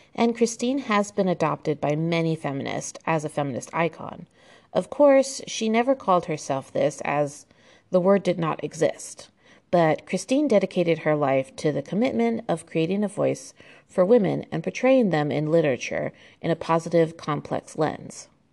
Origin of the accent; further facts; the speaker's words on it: United States; it's very obvious I'm American. Um, I was raised with the American education system